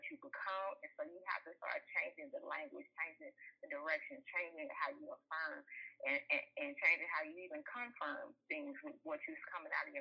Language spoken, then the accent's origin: English; Texas, United States; moved away as an adult; I'm from Texas